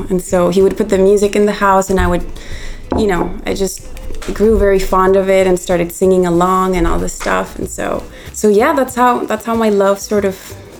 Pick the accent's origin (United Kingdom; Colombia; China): Colombia; I'm from Colombia.